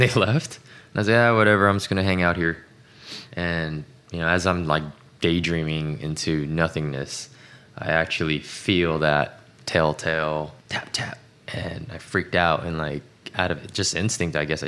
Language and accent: English; Los Angeles, California, United States; also born or lived in Tacoma, Washington; I was born in Tacoma, Washington, but grew up in the LA area since I was five